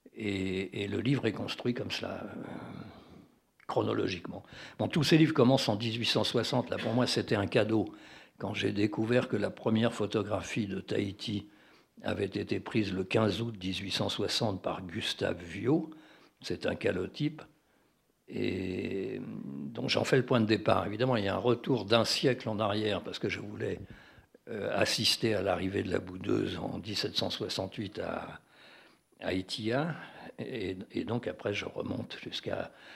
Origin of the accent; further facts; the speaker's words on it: France; je suis français